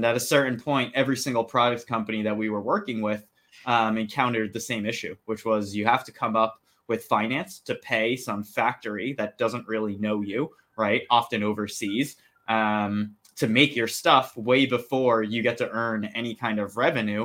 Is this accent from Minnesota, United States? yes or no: no; New Jersey, United States; born and raised in New Jersey